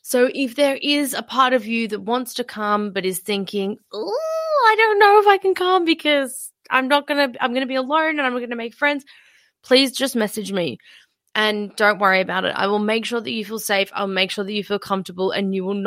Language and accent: English; Melbourne, Victoria, Australia; I'm from Melbourne.